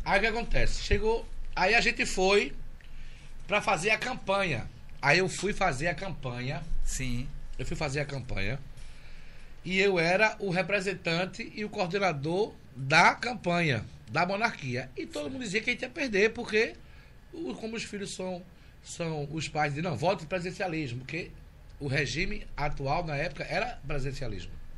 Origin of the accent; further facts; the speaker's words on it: Recife, Pernambuco, Brazil; also born or lived in Jaboatão dos Guararapes / Germany; hoje eu tenho 42 anos e nasci em Recife.